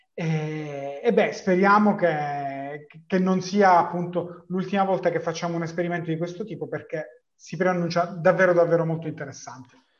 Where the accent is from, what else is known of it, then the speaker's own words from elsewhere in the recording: Palermo, Sicily, Italy; per me che sono palermitano